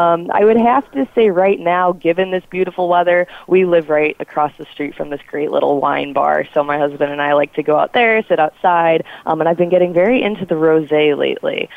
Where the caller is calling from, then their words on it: Chicago, Illinois, United States; I'm calling in from Chicago, Illinois.